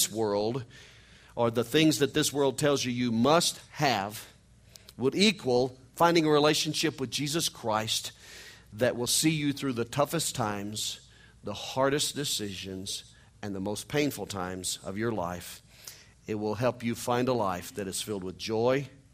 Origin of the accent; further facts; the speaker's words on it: Missouri, United States; I'm a hillbilly from Missouri